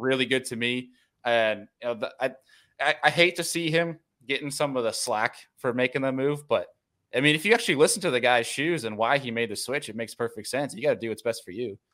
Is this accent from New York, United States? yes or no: yes; Rochester, New York, United States; moved away as an adult; also born or lived in Finger Lakes, New York; now in Buffalo, United States; I grew up in Rochester, New York